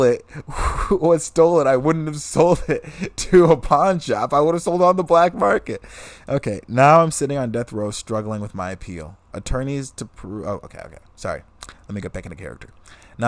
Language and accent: English; Fresno, California, United States; I was born in Fresno